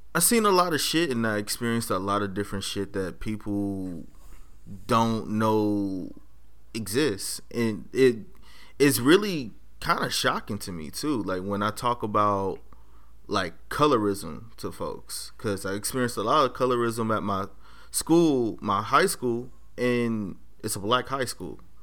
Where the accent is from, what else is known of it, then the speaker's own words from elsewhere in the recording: Los Angeles, California, United States; now in Monterey County, United States; I'm from Los Angeles. Um, went to school in South Central on the corner of Crenshaw and Slauson